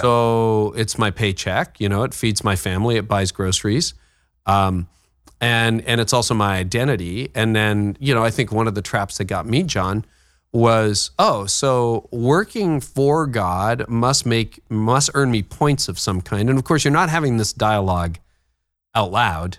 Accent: Midland, Ontario, Canada; also born or lived in Toronto; my hometown of Midland, Ontario.

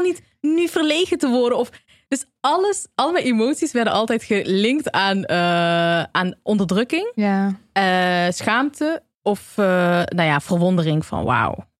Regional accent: Eindhoven, North Brabant, Netherlands; now in Amsterdam, Netherlands; in Eindhoven, waar ik vandaan kom

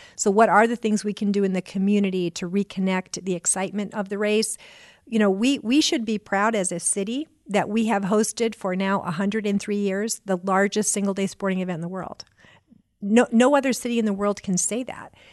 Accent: Auburn, Maine, United States; now in Indianapolis, United States; I grew up in Auburn, Maine

